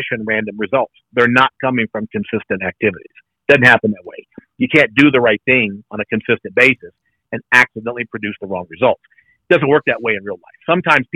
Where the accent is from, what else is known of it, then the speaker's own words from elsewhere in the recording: South Louisiana, United States; I grew up in South Louisiana